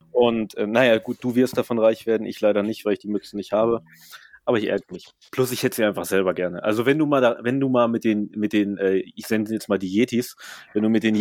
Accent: Germany; ich bin ja immerhin in Deutschland aufgewachsen

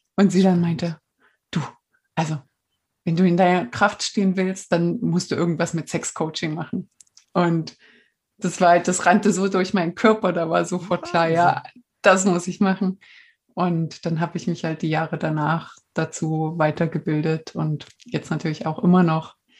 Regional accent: East Germany, Germany; ich komme aus der DDR

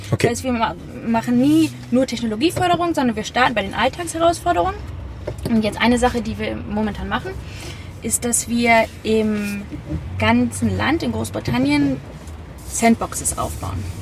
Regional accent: Hamburg, Germany; ja, ich bin in Hamburg aufgewachsen.

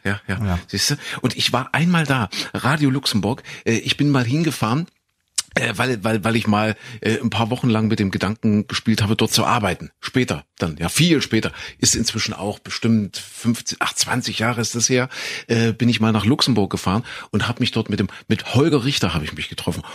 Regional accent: Saxony-Anhalt, Germany; ich bin ja groß geworden in Sachsen-Anhalt in Kuhköthen

